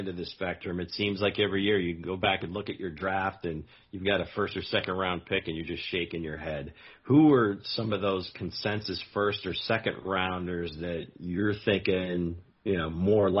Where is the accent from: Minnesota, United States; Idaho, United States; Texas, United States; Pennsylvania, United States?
Pennsylvania, United States; I'm from Pennsylvania.